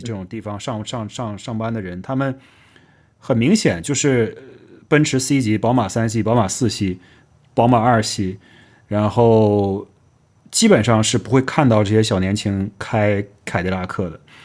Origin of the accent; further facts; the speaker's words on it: Northeast China, China; 尤其我家在东北